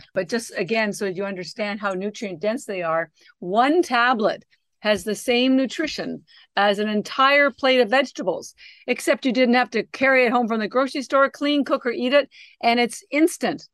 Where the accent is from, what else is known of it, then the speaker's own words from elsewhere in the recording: Canada; moved away; I'm actually Canadian, and my younger sister still lives in Canada